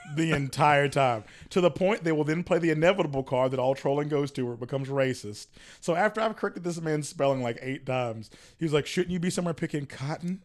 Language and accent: English; rural North Carolina, United States; now in Charlotte, United States; my hometown is rural North Carolina